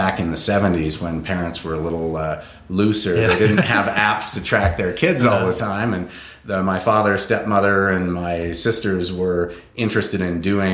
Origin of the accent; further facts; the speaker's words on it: Portland, Oregon, United States; also born or lived in Berkeley, California; now in Colorado, United States; born in Berkeley, grew up in Portland, Oregon, always in sight of Mount Hood